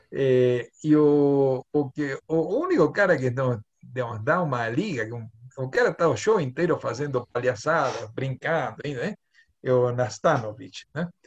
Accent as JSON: {"language": "Portuguese", "region": "Buenos Aires", "country": "Argentina", "also_born_or_lived": "São Paulo", "accent": "porteño", "second_language": "Portuguese", "moved": "yes", "lives_now": "Brazil", "said": "Inglés porteño né? inglês porteño"}